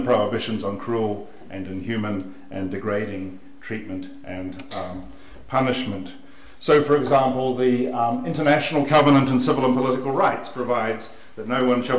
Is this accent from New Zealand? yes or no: yes; New Zealand; I'm a New Zealander